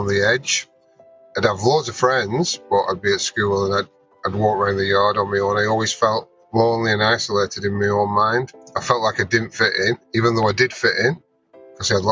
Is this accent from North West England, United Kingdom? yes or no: yes; Burnley, North West England, United Kingdom; moved away; I'm from Burnley, which is a small northern town in the UK.